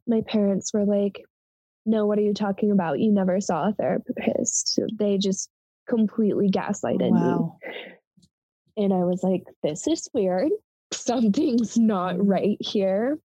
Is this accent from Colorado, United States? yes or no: yes; Colorado, United States; moved away as an adult; also born or lived in Montana; I moved from Colorado to Montana